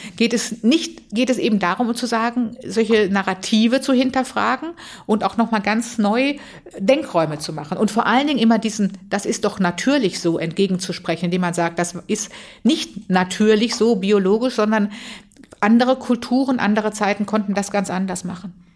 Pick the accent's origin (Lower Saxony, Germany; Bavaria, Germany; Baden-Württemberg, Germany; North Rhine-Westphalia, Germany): Baden-Württemberg, Germany; Tübingen; also born or lived in Freiburg; ich bin in Tübingen aufgewachsen mit dem Gefühl, katholisch ist weltoffen und frei